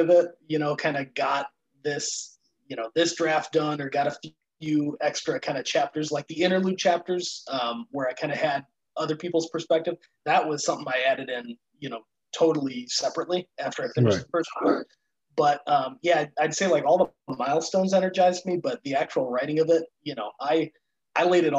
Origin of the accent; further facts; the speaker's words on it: Chicago, Illinois, United States; I'm from Chicago area